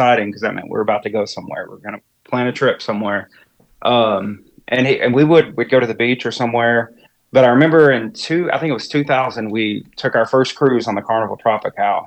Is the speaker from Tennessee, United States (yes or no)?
yes; East Tennessee, United States; now in East Coast, United States; I'm originally from Tennessee, East Tennessee, and grew up not too far from Dollywood